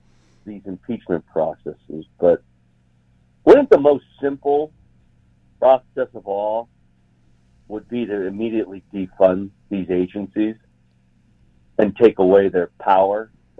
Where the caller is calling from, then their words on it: Salt Lake City, Utah, United States; Salt Lake City, Utah.